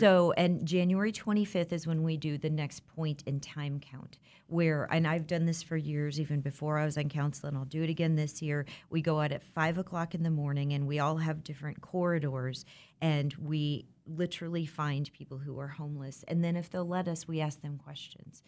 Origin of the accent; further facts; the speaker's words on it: Le Mars, Iowa, United States; now in Wichita, United States; I'm originally from Iowa. I was born and raised in a small town